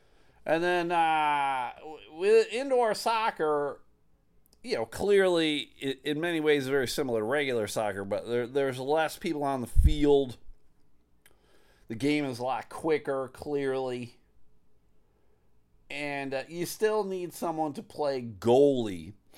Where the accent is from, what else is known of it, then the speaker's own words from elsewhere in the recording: Buffalo, New York, United States; I'm from Buffalo, New York. Never been to Michigan before.